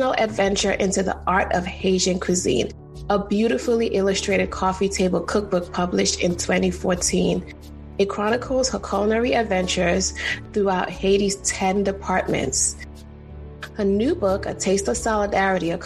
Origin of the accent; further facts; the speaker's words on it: Trinidad & Tobago; I'm from Trinidad